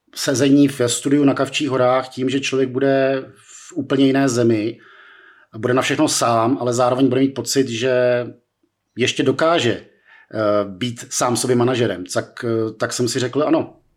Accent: Czechia; pro 18-letého českého studentíka

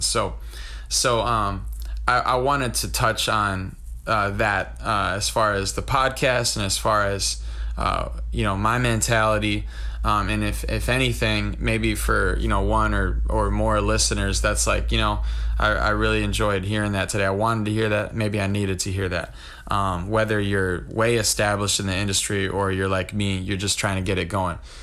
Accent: Wisconsin, United States; I'm from Wisconsin

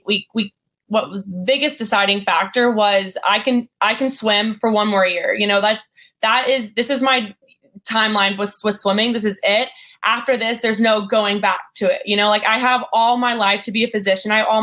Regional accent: Lubbock, Texas, United States; I grew up in Lubbock, Texas

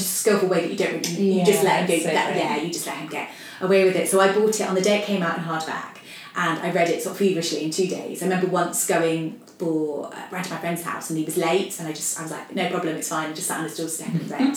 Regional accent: Nottingham, East Midlands, United Kingdom; I come from Nottingham

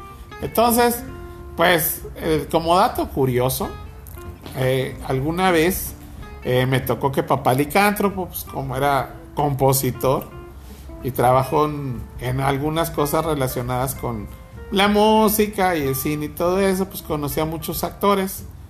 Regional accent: Nuevo León, Mexico

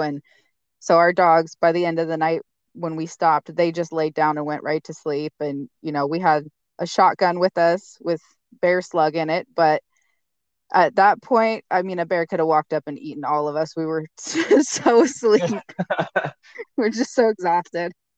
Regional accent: Eastern Washington, United States; moved away as an adult; now in Alaska, United States; my husband and I are uh, actually from Washington State. We we're both born and raised. Uh, I'm from Eastern Washington, the desert side

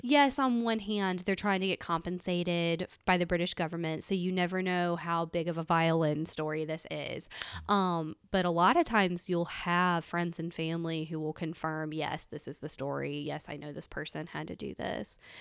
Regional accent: Mississippi, United States; growing up in Mississippi

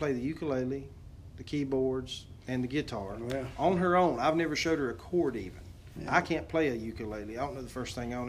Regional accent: Nashville, Tennessee, United States; I was born in Vanderbilt Hospital

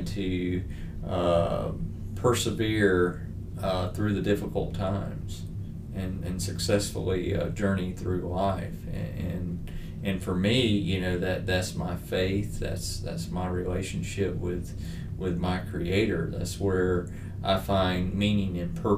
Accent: Greenville, South Carolina, United States; I grew up in Southern Baptist churches, being from Greenville, right up the road

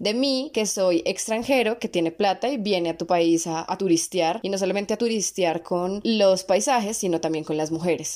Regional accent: Bogotá, Colombia; also born or lived in Medellín; acá en, en Bogotá, que es de donde soy

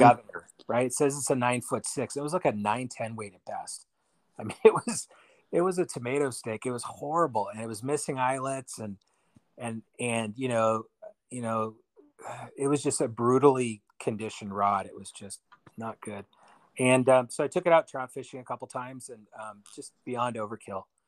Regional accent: Bay Area, California, United States; I'm from the Bay Area in California

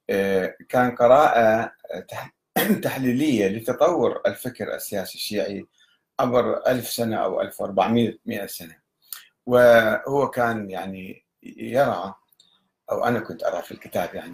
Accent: Egypt; في مصر عندنا في مصر

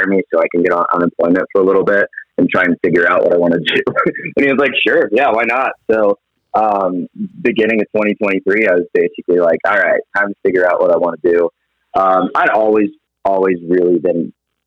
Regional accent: Atlanta, Georgia, United States; moved away as an adult; also born or lived in Virginia / Phoenix, Arizona; I'm originally from Atlanta, Georgia. Lived there 20

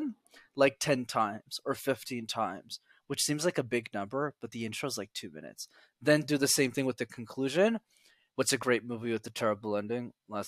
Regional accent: Montreal, Quebec, Canada; I grew up in Montreal in Canada

